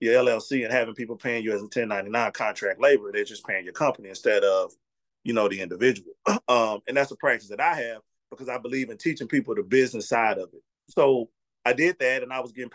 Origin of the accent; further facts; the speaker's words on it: Mississippi, United States; I'm from Mississippi